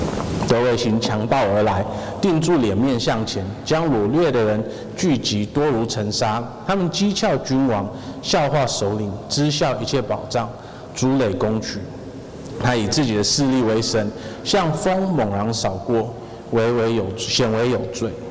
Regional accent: United Kingdom; 我这这这个我们从英国来的，我我们第一手知道这件事情。

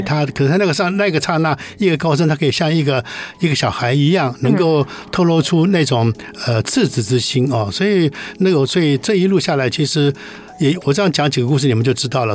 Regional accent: Taiwan; 这是我们台湾人做的事情

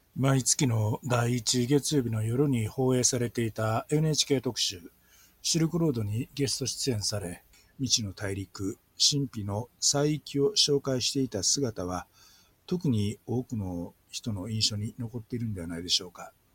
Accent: Kobe, Hyogo, Japan; 自分がこう生まれ育って何でも知ってるつもりであった神戸の町の一角

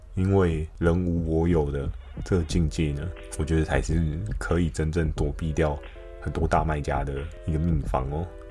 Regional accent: Keelung, Taiwan; 因为我小时候是住在基隆的关系哦

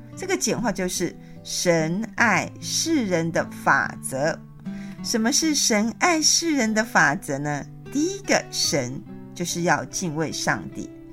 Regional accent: Taiwan; 我们台湾人

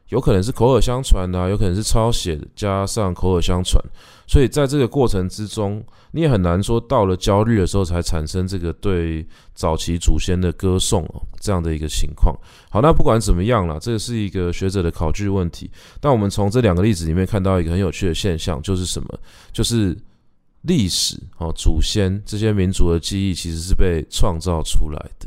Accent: Taipei, Taiwan; 我们家是从早年的时候在大稻埕发鸡，然后开始卖米啊、卖布啊，然后慢慢地壮大自己的产业，然后再一路沿着延平北路搬到我，我的老家，就是社子，社子岛

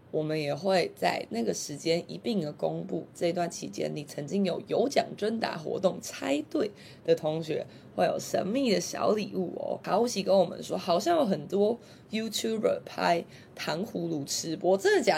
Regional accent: Taiwan; 就是我们台湾人常说的小吃的意思

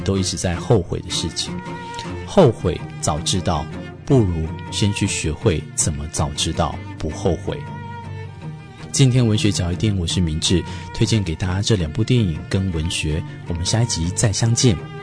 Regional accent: Taiwan; 我们台湾人

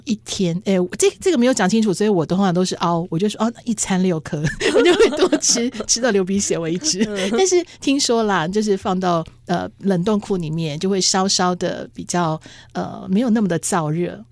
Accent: Taipei, Taiwan; 可是我是在台北出生，我们是盆地

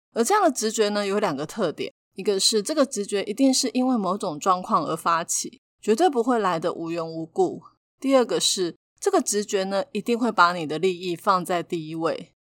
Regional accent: Taiwan; 还好我们是身在台湾

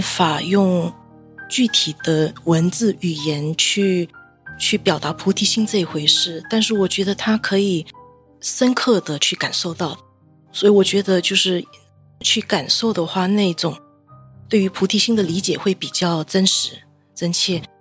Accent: Malaysia; 我人回到马来西亚，我是马来西亚人，回到马来西亚

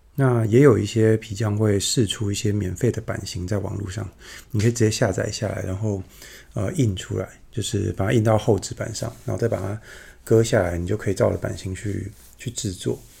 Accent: Yunlin County, Taiwan; 我住乡下嘛，然后，呃，乡下的，我，我老家在云林

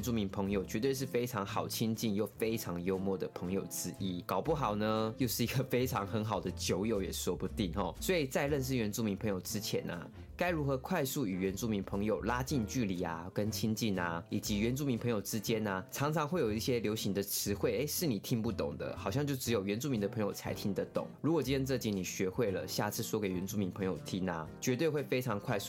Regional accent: Pingtung County, Taiwan; 我是来自屏东的排湾族，

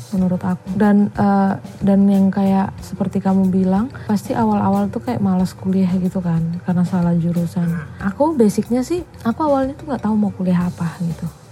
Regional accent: East Nusa Tenggara, Indonesia; moved away as an adult; now in Yogyakarta, Indonesia; aku dari NTT

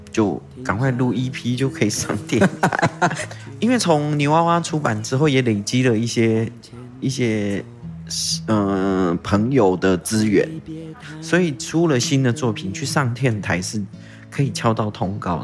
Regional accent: Taitung County, Taiwan; first language Taiwanese Hokkien; Chinese is a second language; also born or lived in Tainan; 我们台东很重要的， 我们台东人下海玩水很重要的一个地方

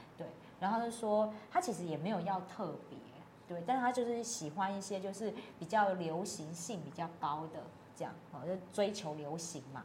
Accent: Taiwan; 我们很多代的台湾人

